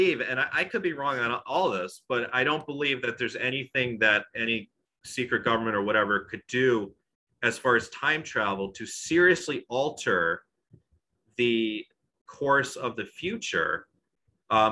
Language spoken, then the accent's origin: English; Long Island, New York, United States; I'm from Long Island